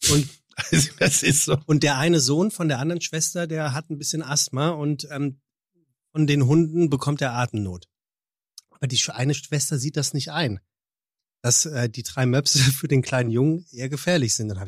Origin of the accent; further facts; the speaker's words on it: Germany; Wir sind Deutsche